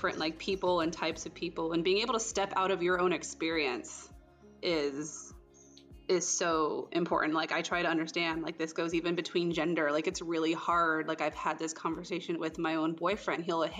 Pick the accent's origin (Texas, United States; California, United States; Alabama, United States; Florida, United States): Florida, United States; But I grew up in South Florida, so there's a lot of Hispanic people around me.